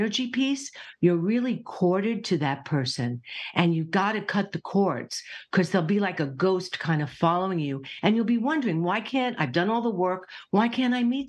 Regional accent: New York, United States; I'm a New Yorker

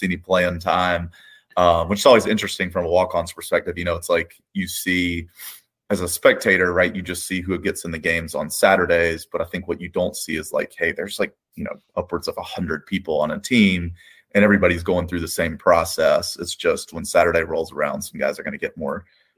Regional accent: Columbus, Georgia, United States; I grew up in Columbus, Georgia.

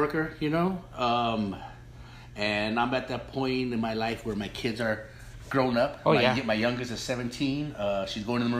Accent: Los Angeles, California, United States; I'm old school. I grew up in East LA, and when I was growing up in East LA, there was a lot of small, what they call cantinas.

